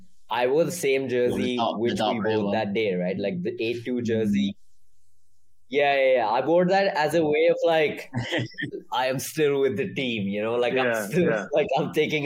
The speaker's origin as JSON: {"language": "English", "country": "India", "said": "I'm from India"}